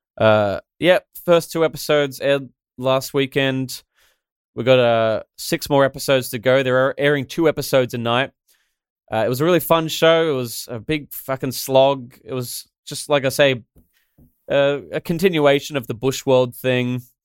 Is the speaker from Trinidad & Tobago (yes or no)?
no; Australia; I'm the Australian animated guy